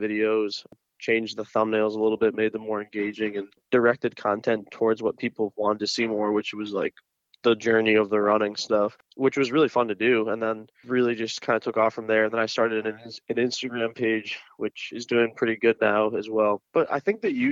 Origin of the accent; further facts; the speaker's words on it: Connecticut, United States; moved away as an adult; also born or lived in Washington, D.C.; now in Seattle, United States; I'm from Connecticut